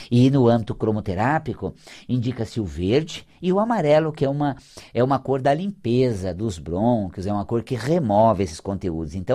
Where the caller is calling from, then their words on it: São Paulo, Brazil; aqui de São Paulo. Aqui da nossa é capital mesmo.